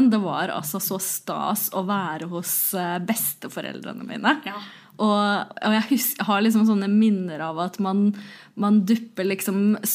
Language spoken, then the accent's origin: Norwegian; Osen, Innlandet, Norway; now in Hamar, Norway; Jeg kommer fra Osen.